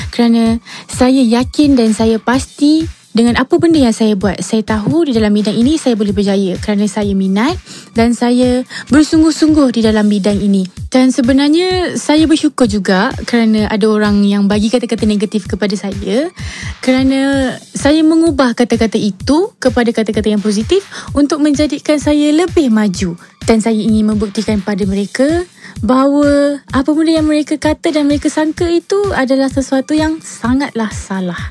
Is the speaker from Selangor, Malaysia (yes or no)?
yes; Petaling Jaya, Selangor, Malaysia; saya berasal dari Daman Saradamai Petaling Jaya, Selangor